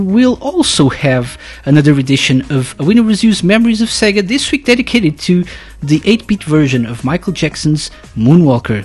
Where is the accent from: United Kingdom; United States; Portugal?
Portugal; accent: Portuguese; English is a second language; I'm from Portugal